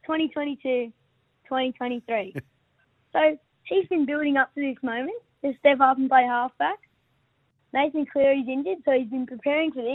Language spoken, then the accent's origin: English; Blayney, New South Wales, Australia; I'm 10, actually. I'm from Blaney. Play for the Blaney Bears